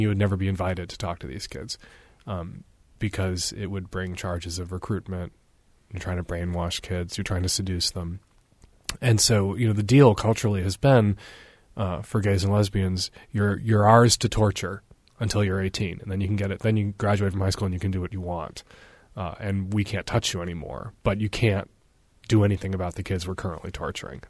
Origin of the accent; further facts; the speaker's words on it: Chicago, Illinois, United States; I grew up in Chicago in the seventies